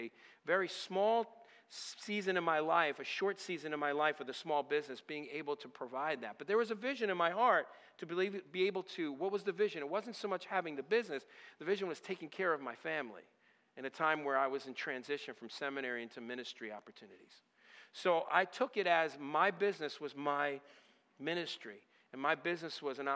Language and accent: English; Northeast, New England, United States; moved away as an adult; I'm originally from the Northeast area and up even in the New England area